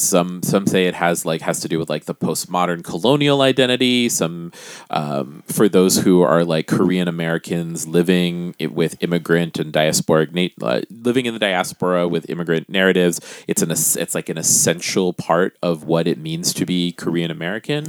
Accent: Guam; now in United States; I am a Pacific Islander person I am from Guam

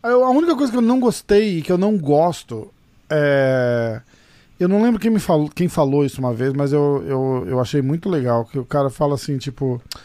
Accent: Brazil; a gente, como brasileiro

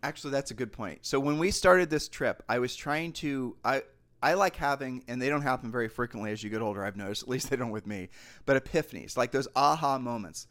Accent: Ohio, United States; we're from Ohio

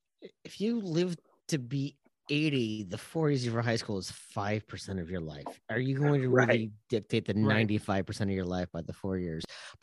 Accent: Eastern Iowa, United States; moved away as an adult; now in Minnesota, United States; I grew up in Eastern Iowa in this no man's land of all of my relatives.

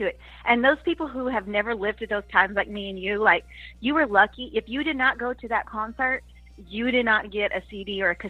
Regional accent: Sweetwater, Texas, United States; Well, I'm from Sweetwater.

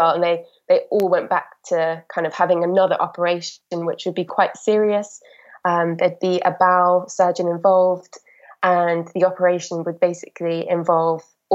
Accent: Wales, United Kingdom; moved away as an adult; now in London, United Kingdom; I'm obviously from Wales

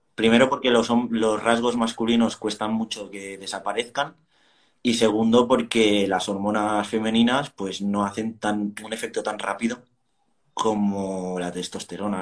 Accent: Barcelona, Catalonia, Spain; soy de Barcelona

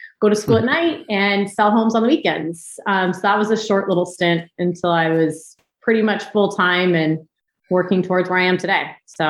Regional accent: Huntington Beach, California, United States; moved away as an adult; also born or lived in Mission Viejo; now in Austin, United States; born and raised in Southern California, Huntington Beach

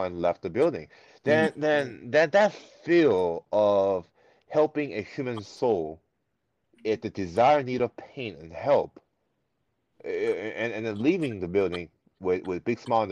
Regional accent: United States; English is a second language; also born or lived in South Korea; growing up in America throughout my elementary and middle school years

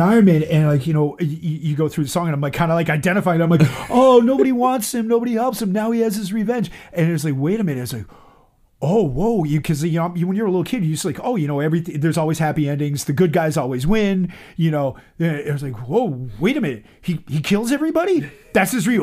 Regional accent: Boston, Massachusetts, United States; I grew up on Beacon Street

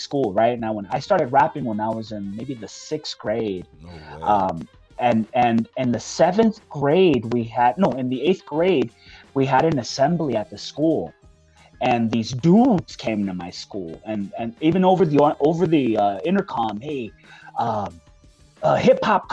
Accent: Hawthorne, California, United States; I'm from Hawthorne, everybody was gangbanging back then.

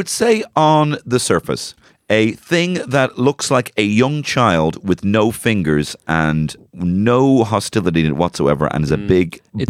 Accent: Dublin, Leinster, Ireland; accent: Dublin; With my Dublin accent as well.

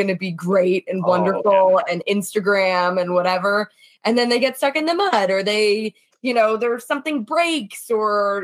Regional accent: Toronto, Ontario, Canada; moved away as an adult; also born or lived in New York City; I am from Toronto originally. So when I first moved to New York City

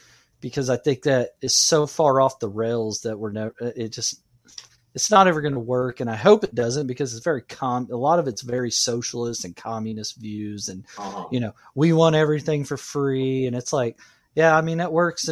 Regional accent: United States; I'm an American.

